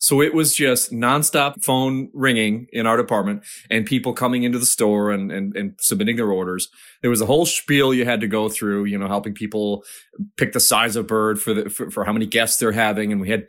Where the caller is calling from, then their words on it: Charlotte, North Carolina, United States; I'm calling from Charlotte, North Carolina.